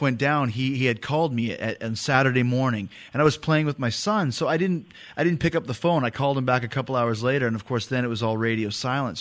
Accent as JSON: {"language": "English", "town": "Winnipeg", "region": "Manitoba", "country": "Canada", "said": "I'm from Winnipeg in the middle of the country"}